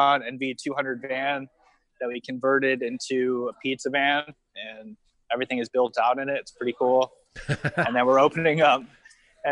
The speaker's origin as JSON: {"language": "English", "town": "Niagara Falls", "region": "New York", "country": "United States", "moved": "as an adult", "lives_now": "Fort Lauderdale, United States", "said": "I'm from Niagara Falls, New York, originally."}